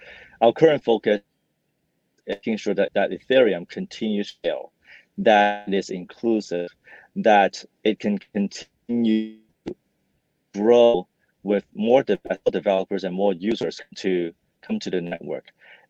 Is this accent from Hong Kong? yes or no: yes; Hong Kong; also born or lived in Vancouver, Canada; I grew up in Hong Kong and Vancouver and studied computer engineering while I was an undergrad.